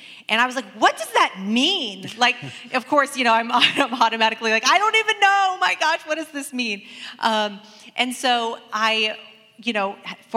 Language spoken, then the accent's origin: English; Portland, United States; I grew up in Portland